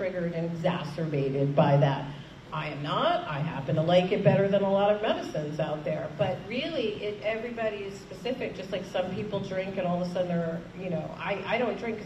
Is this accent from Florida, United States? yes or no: no; New York City, New York, United States; as a New Yorker